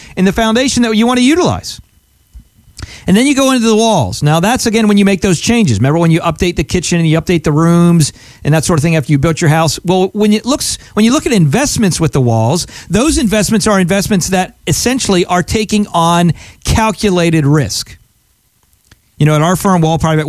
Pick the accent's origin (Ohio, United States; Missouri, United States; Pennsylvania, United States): Pennsylvania, United States; moved away as an adult; now in South Florida, United States; I'm from Pennsylvania originally, grew up there and lived there a lot of my life.